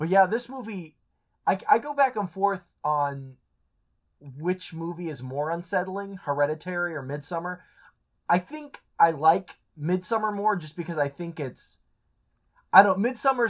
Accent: United States; as an American

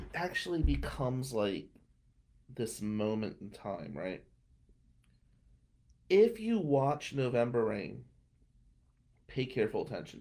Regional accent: Atlantic City, New Jersey, United States; where we grew up in Ducktown, Nicky Scarfo, who was a big mafia guy, that was Scarfo's area, Ducktown.

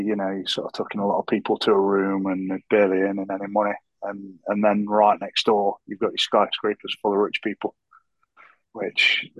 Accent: United Kingdom; I'm often ashamed of being British

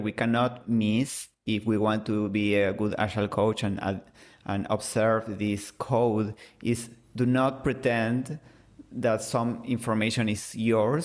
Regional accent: Argentina; first language Spanish; English is a second language; I'm from Argentina, so I speak Spanish

